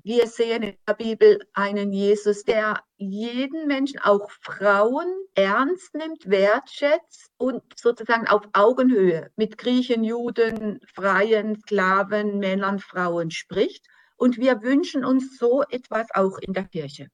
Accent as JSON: {"language": "German", "country": "Germany", "said": "für uns als Deutsche"}